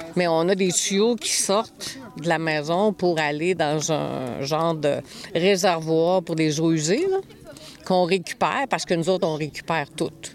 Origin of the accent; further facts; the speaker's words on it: Montreal, Quebec, Canada; moved away as an adult; now in Gaspésie, Canada; je suis née à Montréal